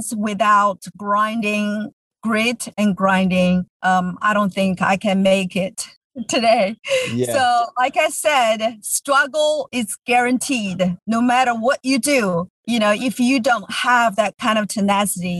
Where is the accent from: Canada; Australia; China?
China; English is a second language; moved away as an adult; now in United States; I grew up in China. I moved here 20 years ago.